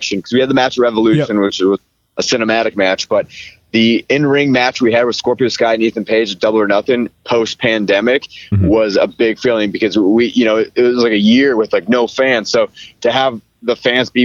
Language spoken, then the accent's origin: English; Seattle, Washington, United States; I grew up in Seattle my whole life